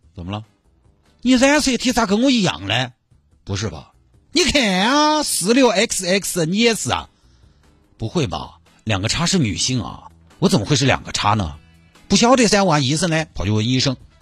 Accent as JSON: {"language": "Chinese", "region": "Sichuan", "country": "China", "accent": "Sichuanese", "said": "我就尽量四川话"}